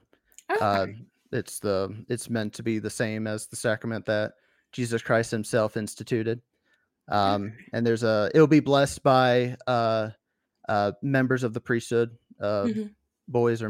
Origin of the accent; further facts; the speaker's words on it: Tennessee, United States; growing up in Tennessee, my church building was a little bit more in the middle of nowhere when it came to how many members there were where I lived.